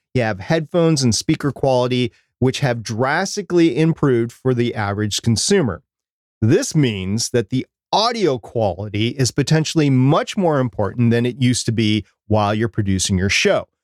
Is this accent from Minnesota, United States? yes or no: yes; Minnesota, United States; I'm from Minnesota.